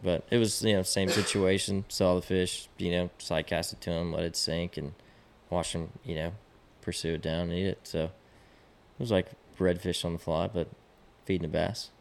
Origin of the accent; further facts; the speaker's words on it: Austin, Texas, United States; I, I grew up in Austin